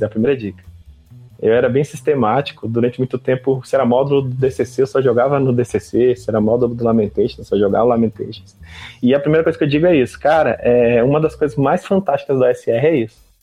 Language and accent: Portuguese; Brasília, Federal District, Brazil; eu sou aqui de Brasília